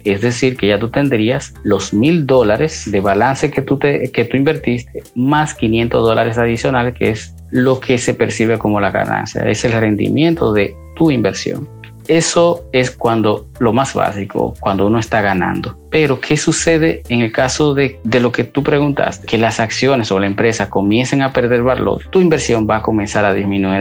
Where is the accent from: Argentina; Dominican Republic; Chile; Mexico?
Dominican Republic; Santiago de los Caballeros, Santiago; moved away; dominicano, específicamente de Santiago